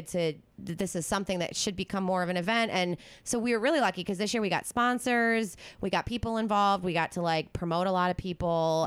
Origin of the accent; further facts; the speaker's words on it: East Coast, United States; I'm from the East Coast